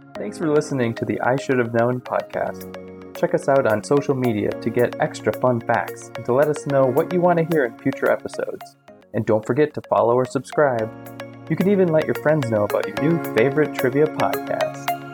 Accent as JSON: {"language": "English", "country": "United States", "said": "as an American"}